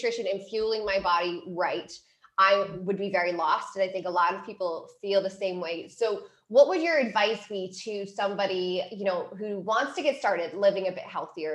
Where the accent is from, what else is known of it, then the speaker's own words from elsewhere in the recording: Cleveland, Ohio, United States; moved away as an adult; also born or lived in San Diego, California; I am from Cleveland, Ohio, and after I graduated from my undergrad, I decided to move to California.